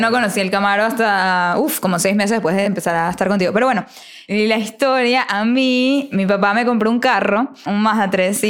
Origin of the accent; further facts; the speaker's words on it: Venezuela; como buena venezolana